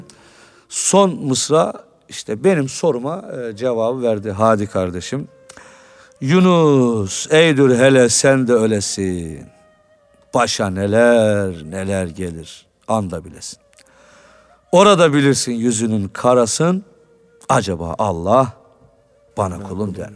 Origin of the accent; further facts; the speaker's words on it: Istanbul, Turkey; Ben Suadiye'de büyüdüm, Bağdat Caddesi'nde.